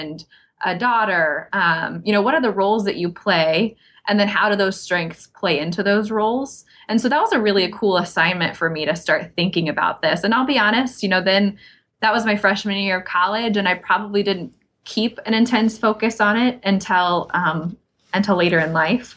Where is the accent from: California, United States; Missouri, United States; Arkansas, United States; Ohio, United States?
Missouri, United States; now in Iowa, United States; I grew up in Missouri, and I was able to serve, blessed to serve as Missouri's state FFA secretary